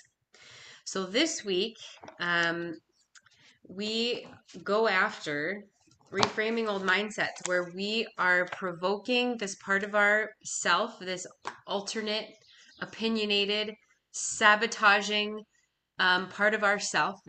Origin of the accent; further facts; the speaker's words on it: Minnesota, United States; I was from Minnesota